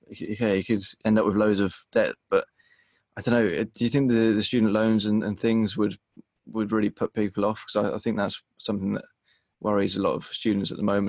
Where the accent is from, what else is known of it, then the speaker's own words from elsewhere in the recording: United Kingdom; Just outside London, yeah.